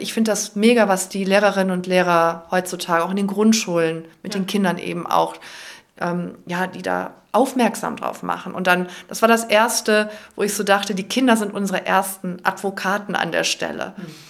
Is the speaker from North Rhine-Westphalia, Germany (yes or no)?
yes; Cologne, North Rhine-Westphalia, Germany; als Kölnerin